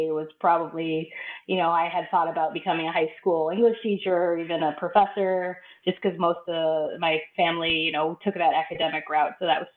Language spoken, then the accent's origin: English; Evanston, Illinois, United States; moved away; also born or lived in Madison, Wisconsin; in my hometown of Evanston, Illinois, which is where I'm from originally